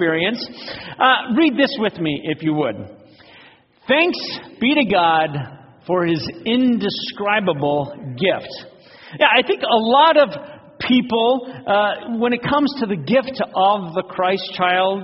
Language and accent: English; Phoenix, Arizona, United States; When I was a kid growing up in Phoenix